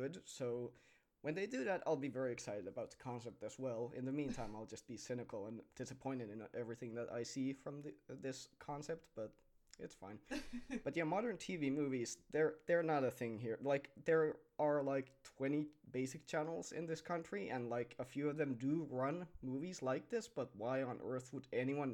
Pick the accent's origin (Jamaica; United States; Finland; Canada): Finland; I am from Finland, and out here, our names are a bit different than yours